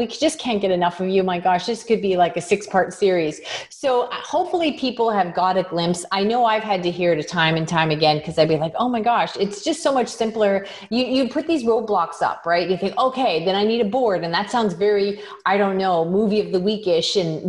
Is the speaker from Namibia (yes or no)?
no; Canada; is I'm from Canada and you deal with people around the world.